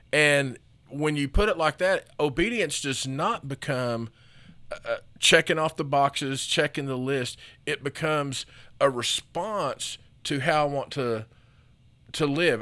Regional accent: United States; as an American and as a Christian, you know, I'm taught to be independent

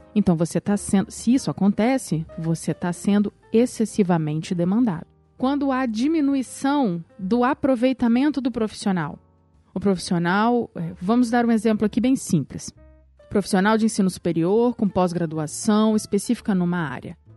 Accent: Brazil; eu sou brasileira, casada, advogada

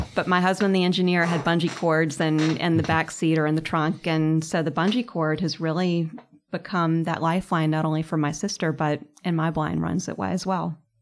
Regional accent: Charlotte, North Carolina, United States; I grew up in Charlotte and was at soccer practice my junior year of high school

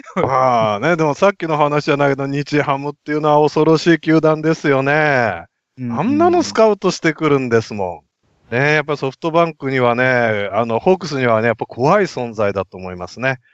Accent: Nagoya, Aichi, Japan; 名古屋人としては

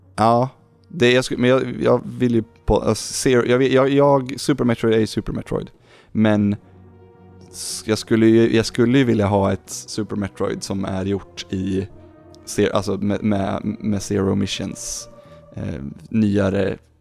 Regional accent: Lindesberg, Örebro County, Sweden; jag är från Lindesberg

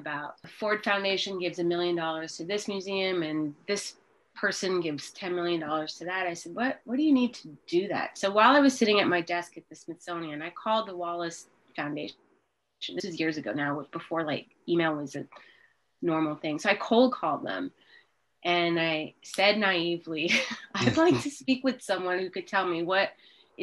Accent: Montreal, Quebec, Canada; Growing up, I grew up in Montreal, Canada

